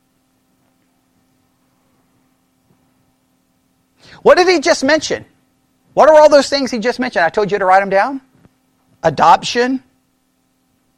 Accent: Texas, United States; being born in Texas on Texas Independence Day

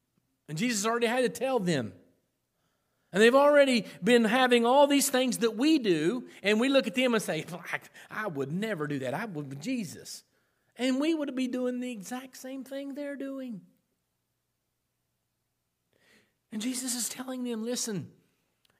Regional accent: South Point, Ohio, United States; That's my hometown, South Point

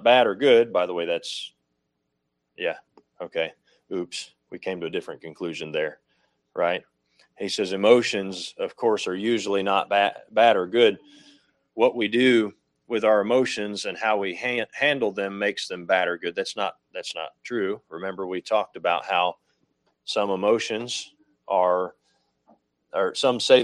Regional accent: United States; I'm an American

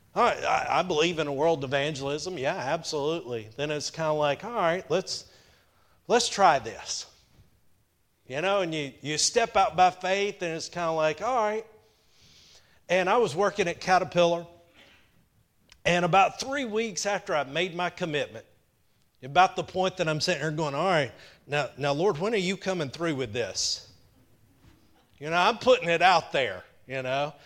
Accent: Powder Springs, Georgia, United States; I grew up in Powder Springs, about two hours north of here

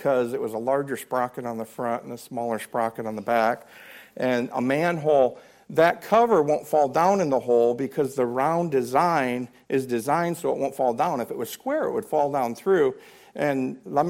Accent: Blissfield, Michigan, United States; moved away; my hometown of Blissfield, Michigan, we had the Raisin River.

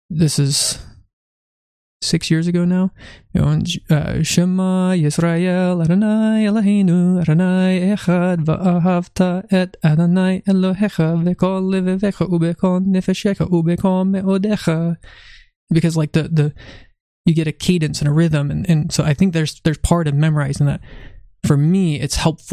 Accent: California, United States; also born or lived in Virginia; home, California

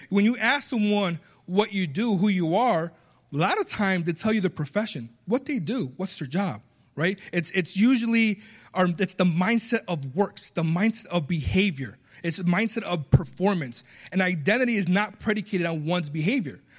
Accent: United States; accent: small Spanish accent; also born or lived in Puerto Rico; I was born in Puerto Rico. I was raised here, so I have an American accent when I speak Spanish, a small Spanish accent when I speak English.

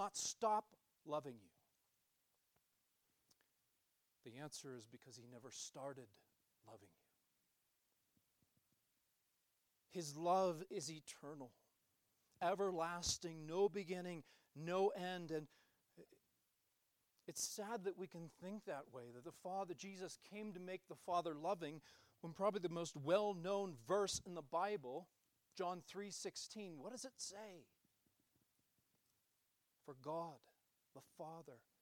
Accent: United States; us as American Christians

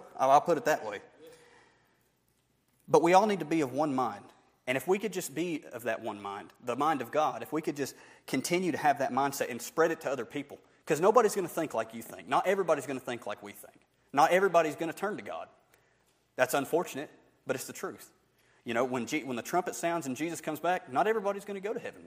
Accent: Barnesville, United States; I'm just somebody from Barnesville

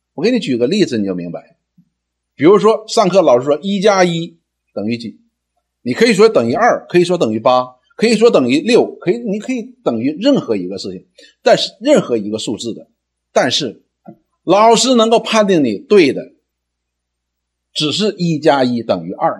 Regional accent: China; 我们中国人

